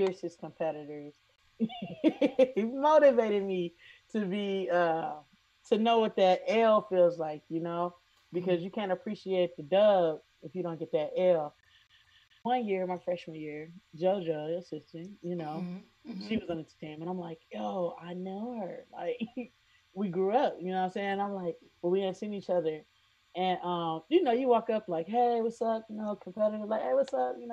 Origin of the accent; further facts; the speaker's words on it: Silverton, Ohio, United States; I'm from Silverton, Ohio